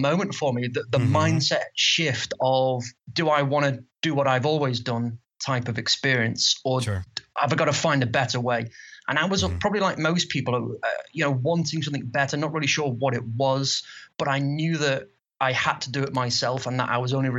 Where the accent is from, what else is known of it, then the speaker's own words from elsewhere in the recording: Liverpool, North West England, United Kingdom; accent: Liverpool; I'm from the UK, if you can't tell from my slight accent.